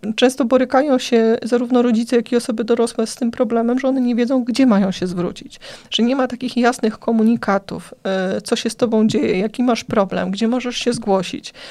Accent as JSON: {"language": "Polish", "town": "Płock", "region": "Masovian Voivodeship", "country": "Poland", "said": "u nas w Płocku"}